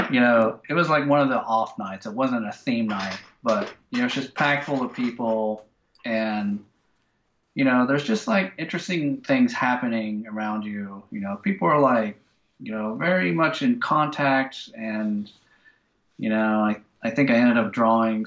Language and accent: English; United States; I'm American